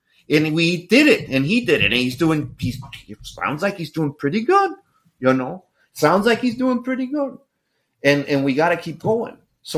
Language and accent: English; Florida, United States; I'm actually from Florida and there's not enough money in this world to get me back to Florida.